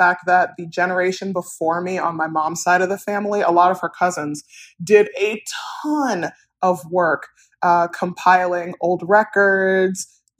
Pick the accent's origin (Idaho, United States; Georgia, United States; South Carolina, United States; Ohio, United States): Ohio, United States; Cincinnati; also born or lived in Massachusetts / Columbus, Ohio; I was born in Cincinnati, Ohio. I spent a large portion of the first half of my life in Massachusetts and Ohio, going back and forth.